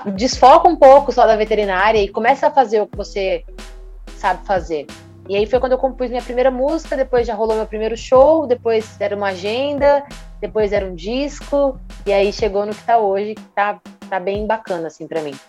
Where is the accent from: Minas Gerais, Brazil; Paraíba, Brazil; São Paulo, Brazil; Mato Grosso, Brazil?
Mato Grosso, Brazil; Rondonópolis; moved away as an adult; now in Cuiabá, Brazil; Sou natural de Rondonópolis